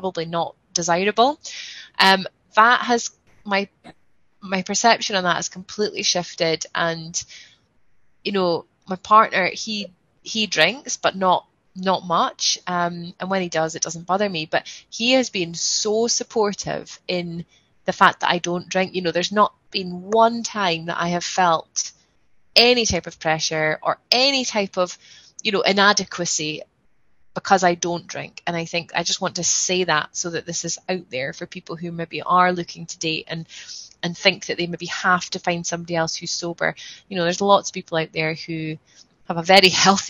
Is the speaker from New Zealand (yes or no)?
no; Scotland, United Kingdom; I'm Scottish